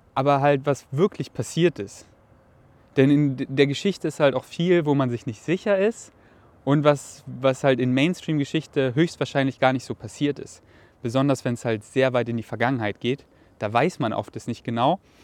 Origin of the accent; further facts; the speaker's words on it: Germany; dass mich Deutschland mit Stolz erfüllt und einfach meine Heimat darstellt weil ich hier halt einfach so viel erlebt habe, dass es wirklich meine Heimat ist